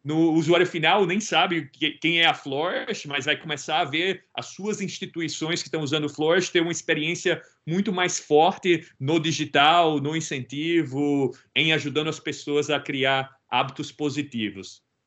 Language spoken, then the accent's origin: Portuguese; Brazil; Eu sou original do Brasil